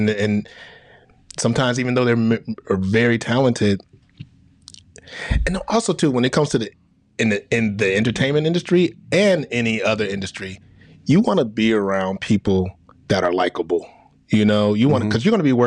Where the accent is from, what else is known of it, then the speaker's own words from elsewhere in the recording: Chicago, Illinois, United States; I'm from Chicago. So I grew up on my mom watching Oprah Winfrey when I was a kid